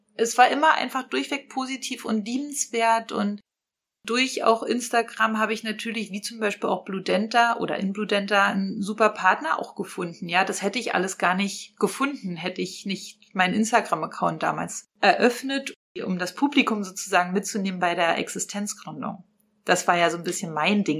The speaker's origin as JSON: {"language": "German", "town": "Potsdam", "region": "Brandenburg", "country": "Germany", "said": "wir kommen alle aus Potsdam"}